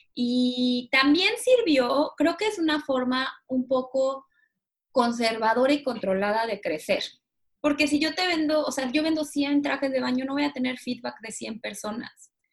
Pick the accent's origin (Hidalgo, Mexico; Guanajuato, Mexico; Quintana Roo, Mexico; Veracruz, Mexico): Quintana Roo, Mexico; Cancún; moved away as an adult; now in Mexico City, Mexico; Yo soy de Cancún, mis papás viven en Cancún